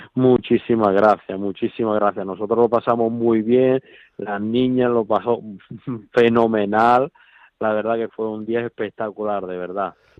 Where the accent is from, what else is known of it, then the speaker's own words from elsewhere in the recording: Italy; Spanish is a second language; now in Spain; yo que soy italiano